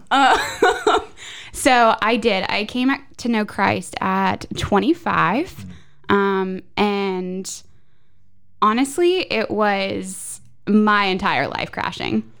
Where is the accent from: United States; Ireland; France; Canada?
United States; Goodlettsville, Tennessee; also born or lived in Florida / Nashville / Franklin; Born in Florida, raised here in Goodlettsville